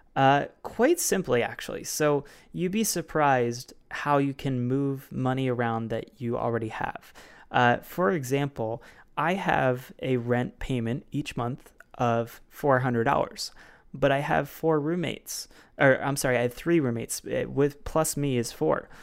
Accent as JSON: {"language": "English", "town": "Baltimore", "region": "Maryland", "country": "United States", "tie": "born or raised there", "said": "my hometown of Baltimore"}